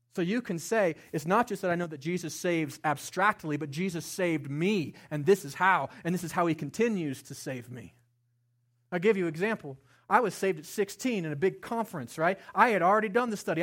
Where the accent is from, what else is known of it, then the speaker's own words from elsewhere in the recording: Estes Park, Colorado, United States; I grew up here in Estes Park, a small town, as a white boy, not in church